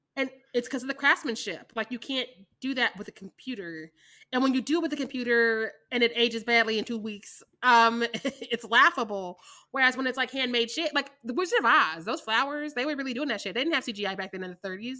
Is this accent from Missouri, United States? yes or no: yes; Missouri, United States; I'm from Missouri